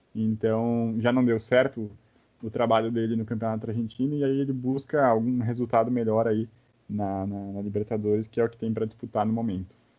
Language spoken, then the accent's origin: Portuguese; Brazil; a gente como brasileiro